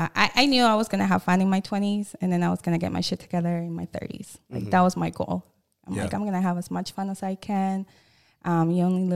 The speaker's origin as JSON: {"language": "English", "town": "St. Paul", "region": "Minnesota", "country": "United States", "tie": "born or raised there", "also_born_or_lived": "Brooklyn Park", "said": "Well, I would say St. Paul, but my parents used to move a lot."}